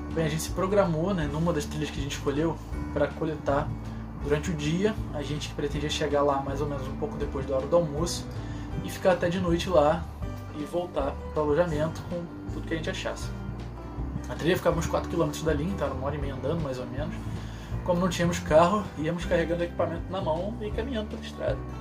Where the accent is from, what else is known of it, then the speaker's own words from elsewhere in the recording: Rio de Janeiro, Brazil; eu sou aqui do Rio de Janeiro